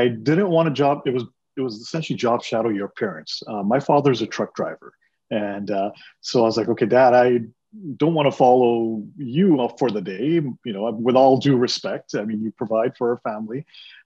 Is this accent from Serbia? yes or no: no; Toronto, Ontario, Canada; first language Punjabi; English is a second language; I grew up in Jane and Finch in Toronto, went to high school at Weston and Finch